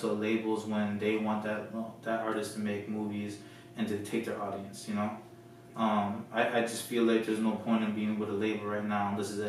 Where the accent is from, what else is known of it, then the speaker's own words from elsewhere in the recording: Florida, United States; moved away as an adult; also born or lived in California; I was raised in Florida